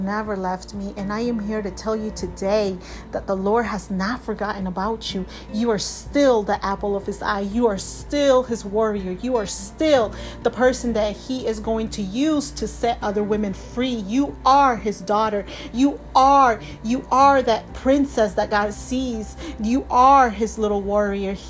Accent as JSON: {"language": "English", "country": "Peru", "tie": "born or raised there", "moved": "yes", "lives_now": "United States", "said": "I was born and I was raised in Peru. But right now, this is where I reside in the United States"}